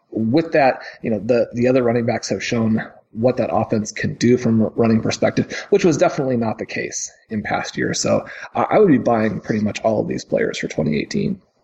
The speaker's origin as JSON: {"language": "English", "town": "Kansas City", "country": "United States", "tie": "born or raised there", "said": "where I grew up in Kansas City"}